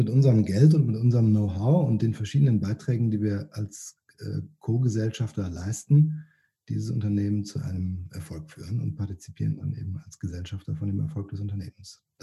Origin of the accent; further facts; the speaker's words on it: Rhineland, Germany; Ähm, ja, ich bin eigentlich Rheinländer ähm, und als Rheinländer trinkt man ja Kölsch oder vielleicht sogar Alt.